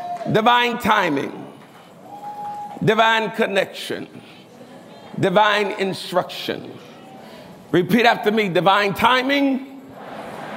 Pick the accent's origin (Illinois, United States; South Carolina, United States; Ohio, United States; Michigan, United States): Illinois, United States; Chicago; I'm from Chicago. I'm from the hood. I'm from poverty